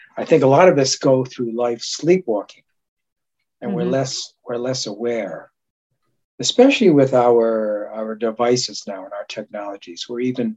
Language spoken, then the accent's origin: English; Japan; I was born in Japan.